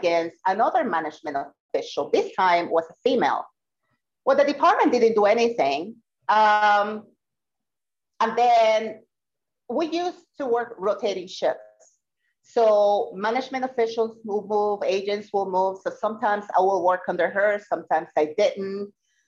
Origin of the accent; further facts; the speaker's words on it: Puerto Rico; I am from Puerto Rico